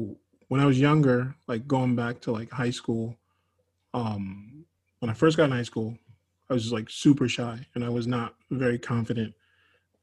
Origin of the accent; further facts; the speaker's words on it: New York, United States; moved away as an adult; now in Florida, United States; When I moved from New York, I didn't have like all of my people around